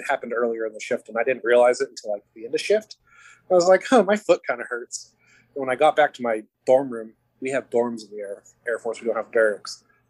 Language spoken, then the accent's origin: English; Albuquerque, New Mexico, United States; moved away; So I'm originally from Albuquerque, New Mexico. I'm from Albuquerque, New Mexico.